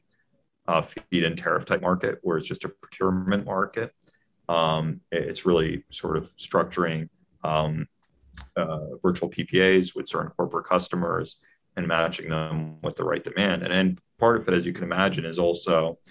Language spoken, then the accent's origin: English; Maryland, United States; my home state of Maryland, where I grew up